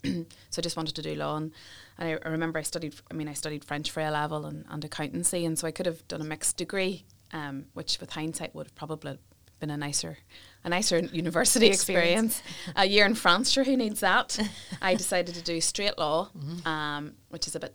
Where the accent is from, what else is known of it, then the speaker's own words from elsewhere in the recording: Derrynoose, Northern Ireland, United Kingdom; I grew up in South Armagh in a little place called Derry Noose.